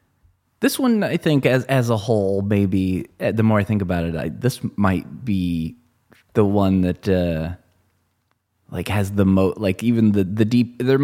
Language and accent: English; Michigan, United States; moved away; because I grew up in Michigan originally, right on the state line of Indiana, and we lived near Notre Dame.